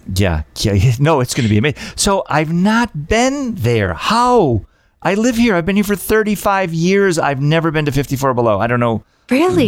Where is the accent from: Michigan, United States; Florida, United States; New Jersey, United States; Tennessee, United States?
Michigan, United States; I'm from the Midwest. I'm from Michigan